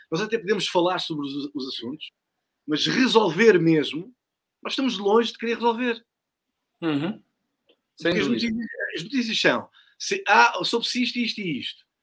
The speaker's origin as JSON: {"language": "Portuguese", "country": "Portugal", "said": "o que é que nós, enquanto portugueses, assistimos?"}